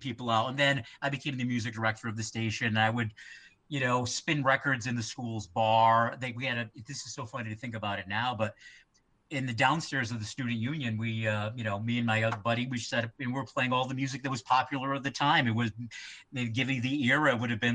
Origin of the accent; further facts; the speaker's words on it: Westport, Massachusetts, United States; moved away; also born or lived in Fall River, Massachusetts; the town that I'm from is Westport, Mass. It's in between Fall River and New Bedford.